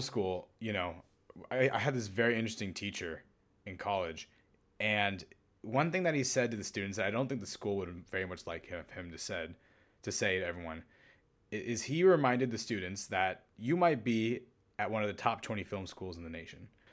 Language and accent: English; California, United States; as a Californian